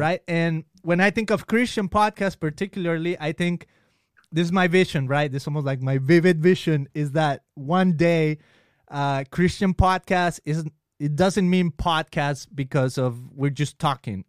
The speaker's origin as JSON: {"language": "English", "town": "Guadalajara", "region": "Jalisco", "country": "Mexico", "tie": "born or raised there", "moved": "yes", "said": "when I was in Mexico, I grew up in Guadalajara"}